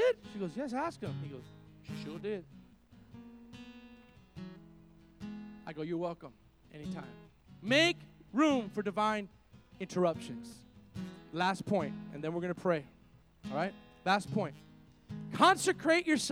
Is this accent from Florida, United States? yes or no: yes; Miami, Florida, United States; moved away; I come from Miami